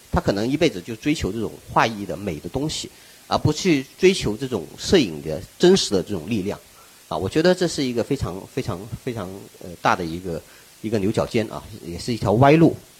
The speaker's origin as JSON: {"language": "Chinese", "town": "Wuchuan", "region": "Guangdong", "country": "China", "tie": "born or raised there", "moved": "yes", "lives_now": "Guangzhou, China", "said": "我的家乡是在湛江，广东湛江 ，呃，吴川，啊，就是一个，呃，海边的一个小渔村，海边的小渔村"}